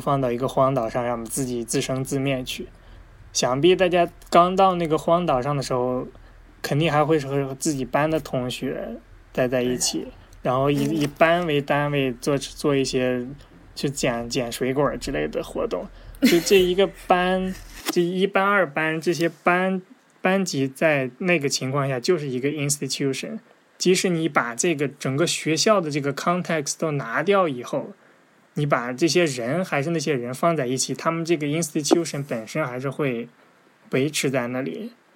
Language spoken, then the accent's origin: Chinese; China; 咱们作为中国人